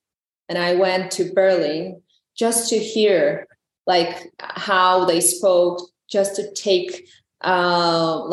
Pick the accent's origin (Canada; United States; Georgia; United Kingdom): Georgia; English is a second language